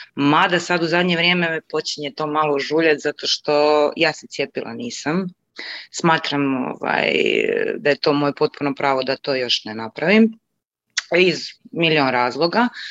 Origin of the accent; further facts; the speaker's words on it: Rijeka, Primorje-Gorski Kotar County, Croatia; moved away as an adult; now in Norway; inače sam iz Rijeke, iz Hrvatske